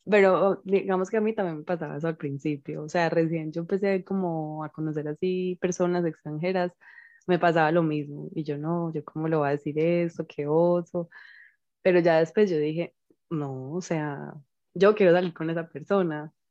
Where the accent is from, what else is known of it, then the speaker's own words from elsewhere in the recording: Colombia; nosotras que somos colombianas